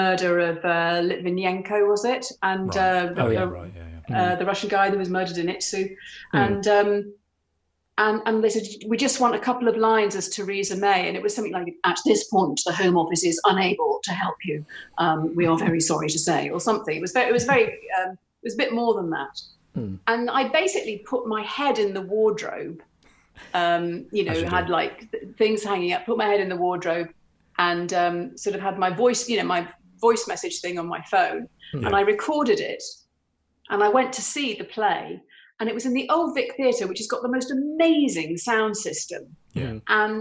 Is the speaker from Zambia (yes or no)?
no; the Northwest, North West England, United Kingdom; we're from the Northwest